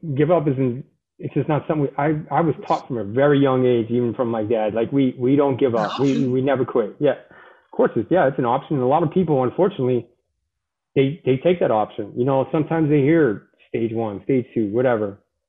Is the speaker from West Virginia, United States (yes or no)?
no; Boston, Massachusetts, United States; I tell people all the time, I'm from Boston, I'm a Marine.